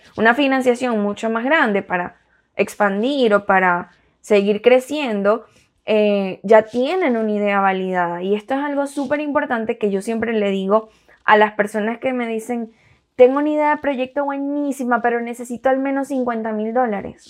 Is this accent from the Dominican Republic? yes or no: no; Venezuela; also born or lived in Miami; now in United States; nos tocó migrar